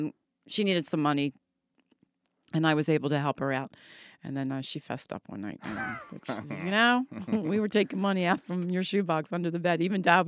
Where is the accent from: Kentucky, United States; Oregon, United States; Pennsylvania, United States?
Pennsylvania, United States; Delaware County; moved away as an adult; now in Williamstown, United States; I grew up in Delaware County.